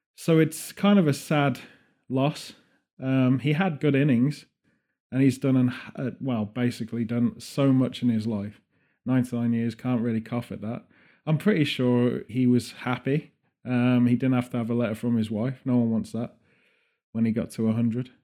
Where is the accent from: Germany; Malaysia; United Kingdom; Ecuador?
United Kingdom; Birmingham, West Midlands; We're from Birmingham